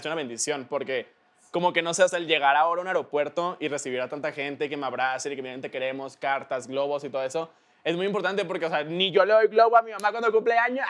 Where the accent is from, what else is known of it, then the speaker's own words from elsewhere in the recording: Mexico; yo soy de aquí, soy de México, acá están todos mis tíos y mis primos